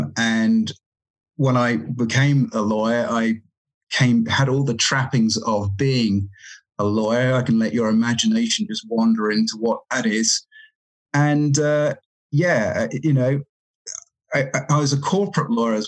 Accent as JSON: {"language": "English", "region": "England", "country": "United Kingdom", "also_born_or_lived": "Cayman Islands", "moved": "yes", "lives_now": "Canada", "said": "I'm from England, and I sort of moved around a bit, and then I was actually in the Cayman Islands before I came here."}